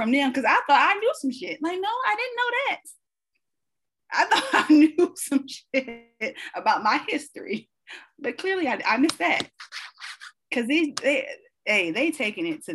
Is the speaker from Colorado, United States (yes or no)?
no; Tennessee, United States; I grew up in Bumblefuck, Tennessee.